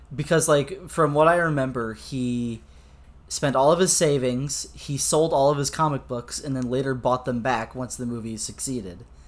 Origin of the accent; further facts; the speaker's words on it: United States; American Boy over here